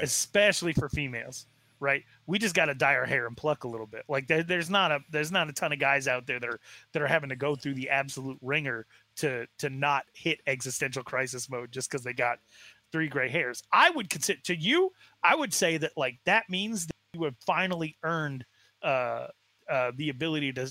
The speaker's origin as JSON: {"language": "English", "region": "Arizona", "country": "United States", "tie": "born or raised there", "said": "I was raised in Arizona, very far away from the reservation"}